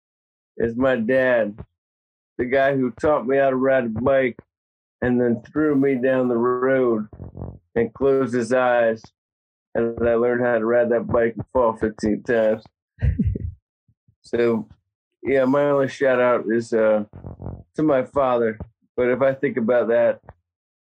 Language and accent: English; Virginia, United States; moved away; I'm from Virginia. We don't have wildfires in Virginia